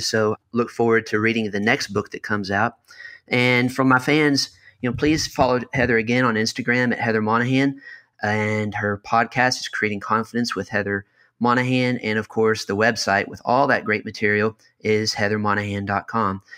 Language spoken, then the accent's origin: English; Kentucky, United States; I'm from Kentucky